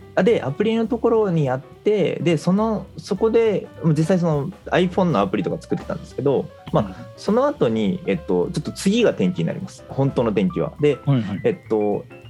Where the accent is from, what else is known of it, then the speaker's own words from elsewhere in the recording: Fukuoka, Japan; 僕はもともと福岡出身でそう最初は福岡で社会人人生を始めたって感じですね